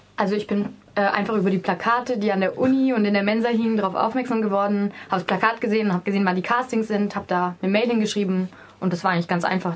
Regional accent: Swabia, Germany; Ich komme aus Schwaben

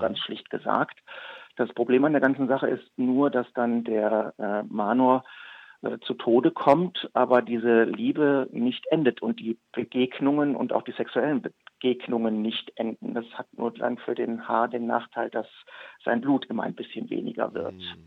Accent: Leverkusen, North Rhine-Westphalia, Germany; also ich bin gebürtig aus Leverkusen, bekanntlich zwischen äh, Köln und Düsseldorf am Rhein gelegen

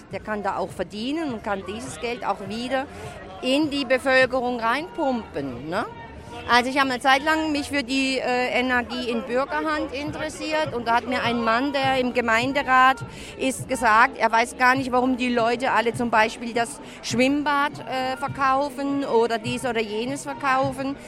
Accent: Lörrach area, Baden-Württemberg, Germany; Ich komme aus dem Raum Lörrach

